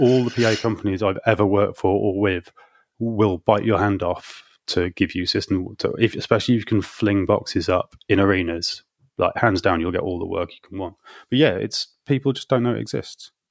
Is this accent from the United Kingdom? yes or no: yes; Hull, Yorkshire and the Humber, United Kingdom; moved away as an adult; now in London, United Kingdom; did that in my hometown of Hull in Yorkshire for kind of three or four years